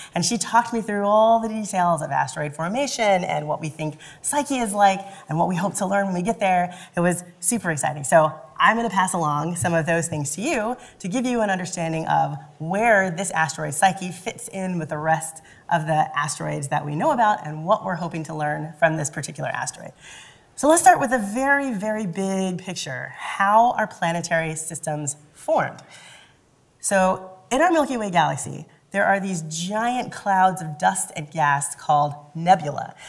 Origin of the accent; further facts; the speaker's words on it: Louisville, Kentucky, United States; I grew up in Louisville, Kentucky.